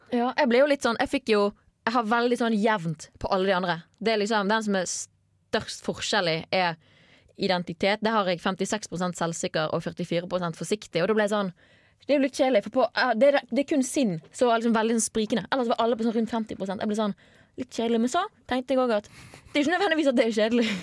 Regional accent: Bergen, Vestland, Norway; accent: Bergen dialect; moved away; før jeg flyttet fra Bergen og folk begynte å påpeke Du er sykt typisk sånn bergenser

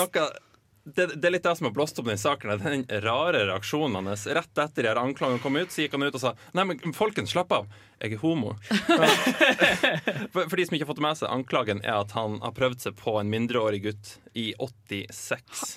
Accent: Lofoten, Nordland, Norway; Heim i Lofoten, der jeg er fra

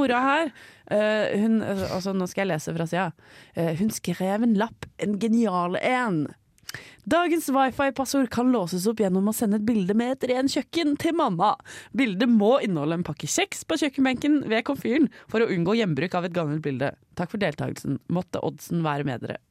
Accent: Raufoss, Innlandet, Norway; moved away; på Raufoss. Å, ja. Der jeg bodde hjemme.

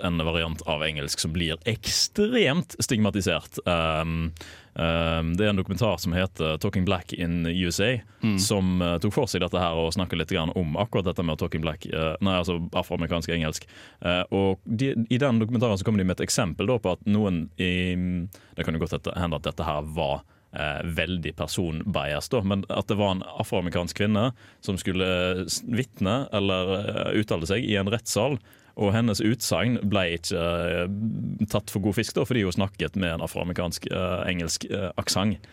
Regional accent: Western Norway, Norway; accent: Western Norwegian; jeg er jo fra Vestlandet og jeg har en sjarmerende og fin dialekt

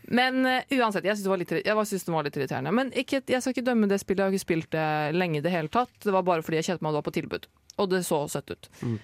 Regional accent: Oslo, Norway; now in Trondheim, Norway; jeg har jo vært hjemme i Oslo i sommer

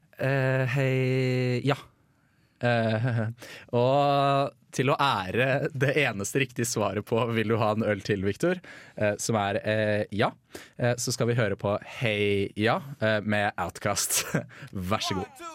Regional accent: Bærum, Akershus, Norway; also born or lived in Red Lake Falls, Minnesota, United States; jeg er jo fra Bærum

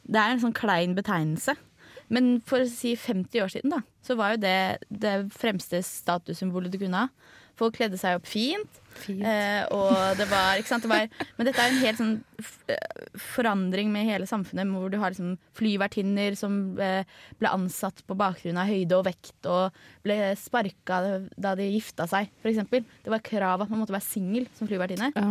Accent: Oslo, Norway; jeg kommer jo eh, fra Oslo

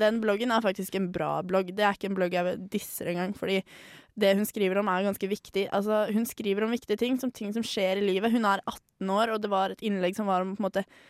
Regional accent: Tønsberg, Vestfold, Norway; born or raised there

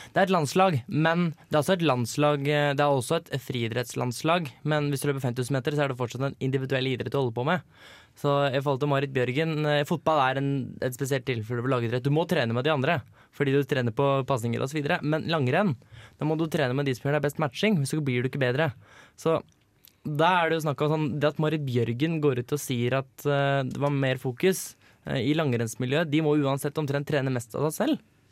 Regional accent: Hønefoss, Buskerud, Norway; now in Trondheim, Norway; var jeg på besøk hjemme i Hønefoss og feira bursdagen til lillebror

